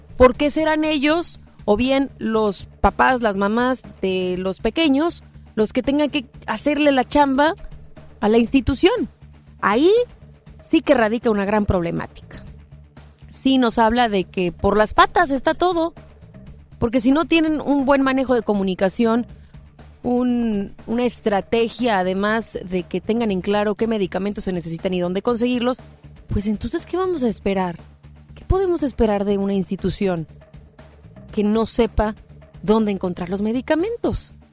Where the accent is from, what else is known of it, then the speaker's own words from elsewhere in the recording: Mexico; somos nosotros mexicanos